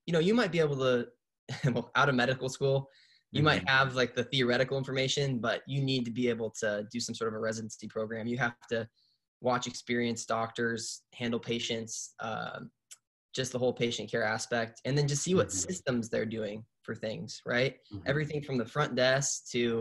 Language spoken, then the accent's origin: English; Pacific Northwest, United States; I'm born and raised in the Pacific Northwest